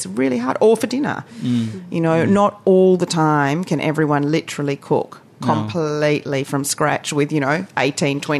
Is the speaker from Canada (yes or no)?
no; Australia; also born or lived in Asia; now in New Zealand; I'm Australian